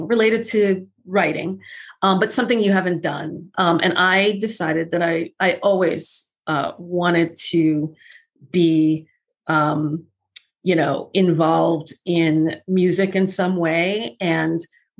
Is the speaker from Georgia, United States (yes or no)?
no; New York City, New York, United States; moved away as an adult; also born or lived in Los Angeles; I was born and raised in Brooklyn